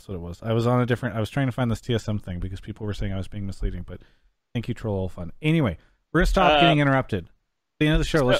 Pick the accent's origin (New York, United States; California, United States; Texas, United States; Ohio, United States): California, United States; San Diego; I'm from San Diego